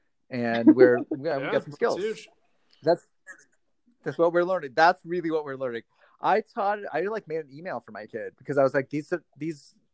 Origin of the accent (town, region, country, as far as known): Vermont, United States; born or raised there